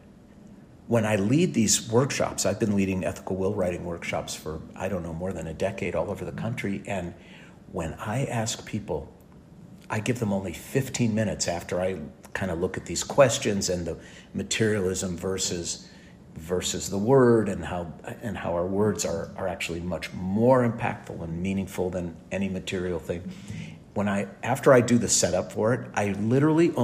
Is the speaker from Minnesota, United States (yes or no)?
yes; St. Louis Park, Minnesota, United States; born or raised there; now in Los Angeles, United States